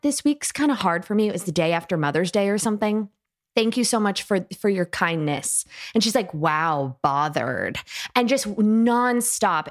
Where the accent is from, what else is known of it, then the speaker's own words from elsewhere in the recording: Tuscumbia, Alabama, United States; I come from Tuxacumbeah, Alabama